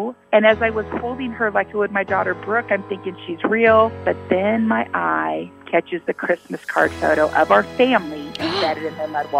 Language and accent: English; United States; I said, I'm from America.